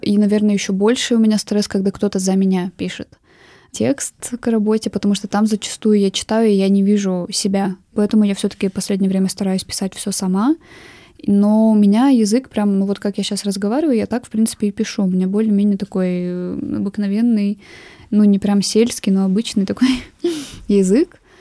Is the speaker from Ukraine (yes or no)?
no; Urals, Russia; also born or lived in Nizhny Tagil; Я, в принципе, всю жизнь живу на Урале, и на Урале я стала художницей